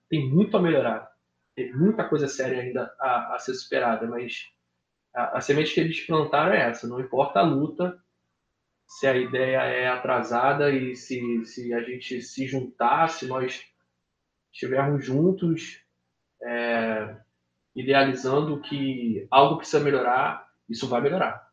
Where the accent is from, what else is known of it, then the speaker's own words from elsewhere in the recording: Baixada Fluminense, Rio de Janeiro, Brazil; Eu sou da Baixada, eu morei em favela